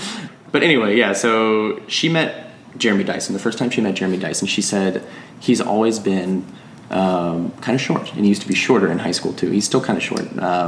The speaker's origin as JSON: {"language": "English", "town": "Grayson", "region": "Georgia", "country": "United States", "tie": "born or raised there", "moved": "yes", "lives_now": "Athens, United States", "said": "I grew up in Grayson, so the thing to do was hanging out in the Wendy's parking lot."}